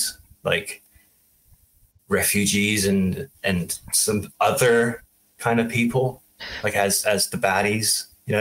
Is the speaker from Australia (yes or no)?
no; Germany; moved away; I grew up in Germany